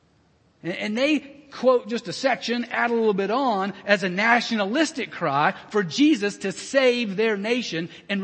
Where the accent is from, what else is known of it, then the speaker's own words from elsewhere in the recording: United States; as an American